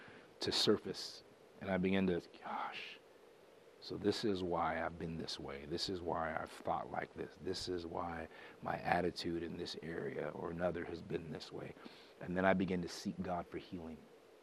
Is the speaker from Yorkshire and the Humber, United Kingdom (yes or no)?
no; Birmingham, West Midlands, United Kingdom; born there; And that's how I got to be born in England. Marston Green, 1967. I was born in Birmingham.